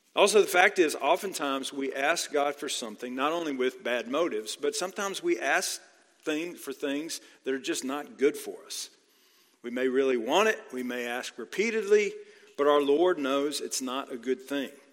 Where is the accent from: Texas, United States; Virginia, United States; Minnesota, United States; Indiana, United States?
Texas, United States; now in Georgia, United States; I grew up in Texas